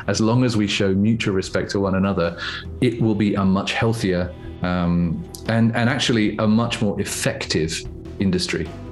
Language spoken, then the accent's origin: English; England, United Kingdom; a part of being English